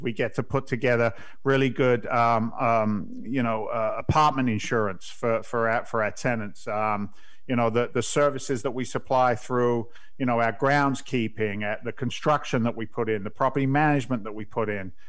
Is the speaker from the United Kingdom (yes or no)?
yes; England, United Kingdom; moved away; I grew up in England's version of the housing projects